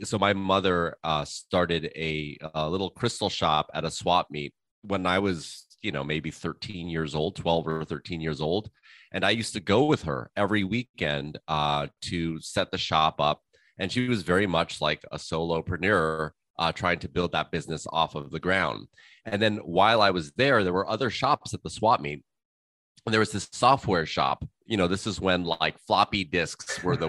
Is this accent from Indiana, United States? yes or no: no; Malibu, California, United States; also born or lived in Los Angeles; we moved to Malibu fairly early on when I was around 6 years old. And so I spent my time, you know, kind of growing up in Malibu